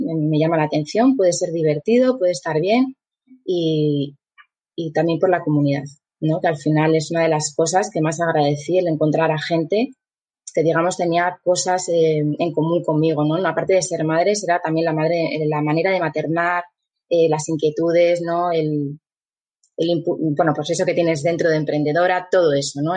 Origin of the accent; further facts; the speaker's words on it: Asturias, Spain; also born or lived in Guadalajara, Mexico / New Zealand; yo estudié en la Escuela Técnica de aquí de Mieres, soy de Asturias